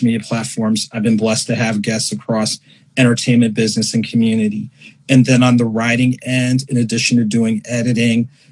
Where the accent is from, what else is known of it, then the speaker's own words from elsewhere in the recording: Ocean Township, New Jersey, United States; moved away as an adult; also born or lived in Illinois / Morris County, New Jersey / Winston-Salem, North Carolina; now in Atlanta, United States; New Jersey is really home for me. I grew up in North Jersey, Morris County Elementary School, and then I did middle and high school in Monmouth County, specifically Ocean Township